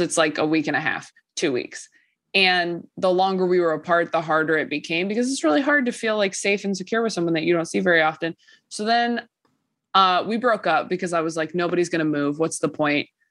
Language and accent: English; California, United States; I'm from California